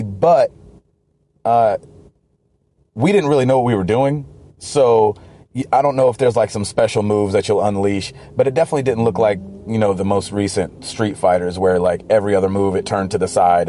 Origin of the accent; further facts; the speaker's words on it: the South, United States; I'm from the South.